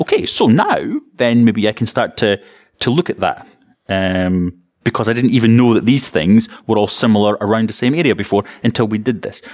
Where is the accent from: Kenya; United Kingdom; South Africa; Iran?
United Kingdom; East Coast of Scotland; I'm from the East Coast of Scotland